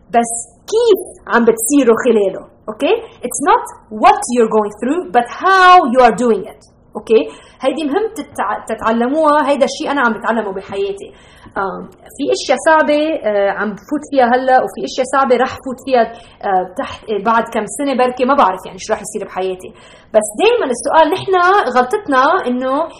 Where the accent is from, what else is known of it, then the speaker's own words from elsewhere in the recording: Lebanon; moved away; انا ربيت بلبنان بالسبعينات